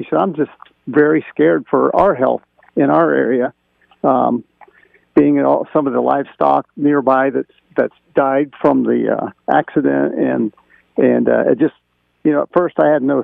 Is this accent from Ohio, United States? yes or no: yes; Ohio, United States; moved away; I'm originally from Ohio